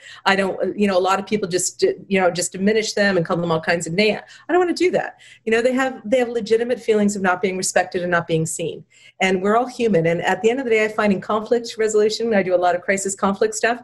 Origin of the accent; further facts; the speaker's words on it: Canada; in Canada, for the longest time, we had like this identity crisis